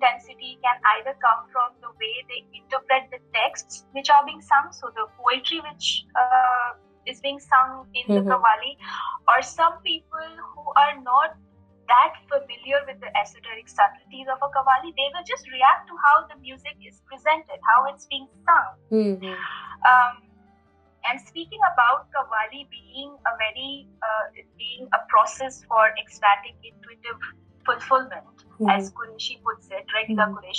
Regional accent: Kolkata, West Bengal, India; moved away as an adult; also born or lived in Delhi; now in Los Angeles, United States; I grew up in Calcutta

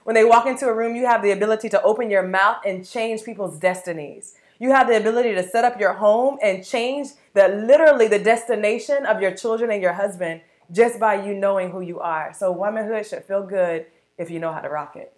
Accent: Sanford, Florida, United States; I'm from the beautiful, small, awesome city of Sanford, Florida

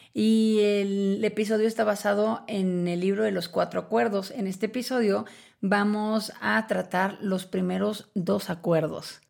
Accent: Mexico; como mexicana

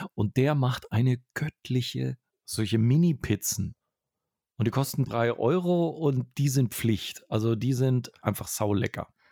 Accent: Franconia, Bavaria, Germany; moved away; eine Tradition habe ich auch als Franke dort für mich gefunden.

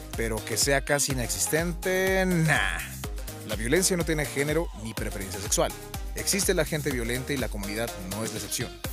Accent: Mexico

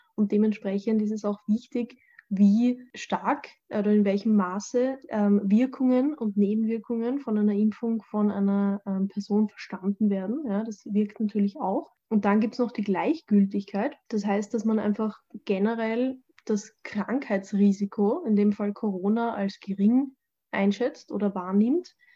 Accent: Austria; bei uns in Österreich

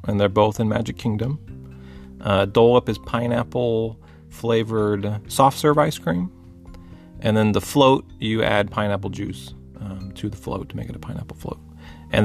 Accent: Texas, United States; we're Texan

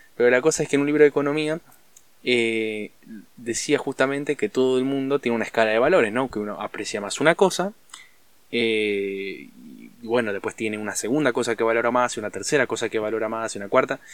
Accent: Argentina; en Argentina estamos en una crisis brutal

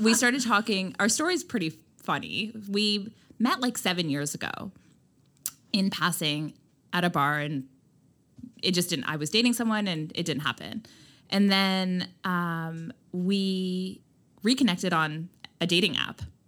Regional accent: just outside of Toronto, Ontario, Canada; moved away as an adult; now in Nova Scotia, Canada; I grew up just outside of Toronto, moved to Toronto when I was eighteen, and lived there

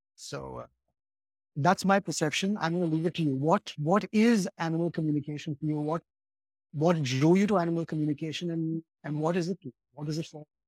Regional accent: Mumbai, Maharashtra, India; somebody who is a very westernized Indian, that's, that's who I am. I grew up in Bombay

